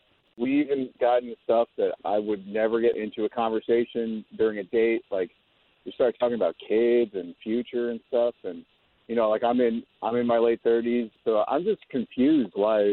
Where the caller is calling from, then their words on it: Orlando, Florida, United States; I'm from Orlando.